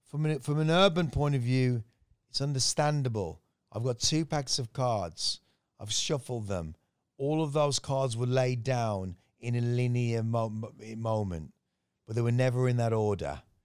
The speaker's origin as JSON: {"language": "English", "region": "West Midlands", "country": "United Kingdom", "tie": "born or raised there", "also_born_or_lived": "Miami / Manchester, Jamaica", "moved": "yes", "lives_now": "Thailand", "said": "my growing up in the West Midlands in England"}